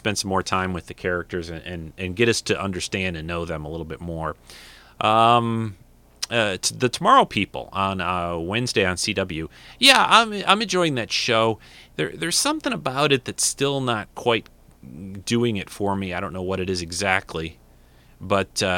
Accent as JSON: {"language": "English", "region": "Michigan", "country": "United States", "said": "I'm from Michigan"}